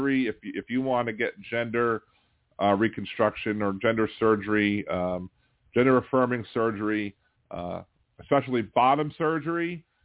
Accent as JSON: {"language": "English", "town": "Baltimore", "region": "Maryland", "country": "United States", "tie": "born or raised there", "moved": "yes", "said": "And I'm from Baltimore. Initially, I was raised in Baltimore."}